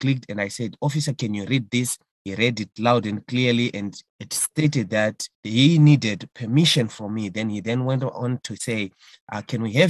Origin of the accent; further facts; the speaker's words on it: Mutare, Manicaland, Zimbabwe; now in Harare, Zimbabwe; Mutare, my hometown in Zimbabwe